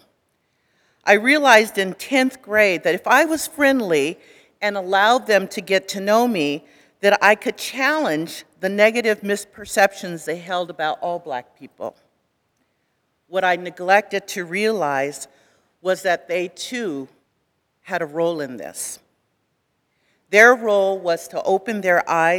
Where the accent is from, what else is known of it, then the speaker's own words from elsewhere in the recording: California, United States; I grew up in California.